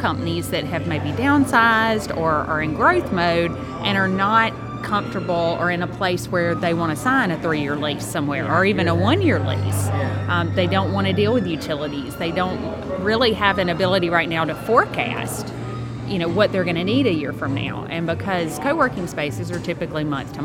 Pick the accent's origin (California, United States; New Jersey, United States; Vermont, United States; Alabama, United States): Alabama, United States; moved away as an adult; also born or lived in Richmond, Virginia; now in Rock Hill, United States; From Alabama originally, went to Auburn University, War Eagle, then moved up